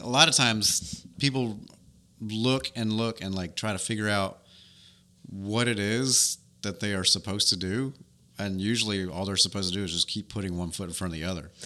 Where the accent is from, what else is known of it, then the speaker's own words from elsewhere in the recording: New York, United States; now in Dothan, United States; She lives in my hometown in New York